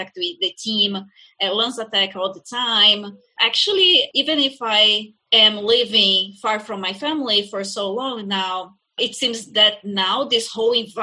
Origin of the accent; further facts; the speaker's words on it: Brazil; English is a second language; moved away as an adult; now in Skokie, United States; I come from Brazil, so it's a different country, different reality.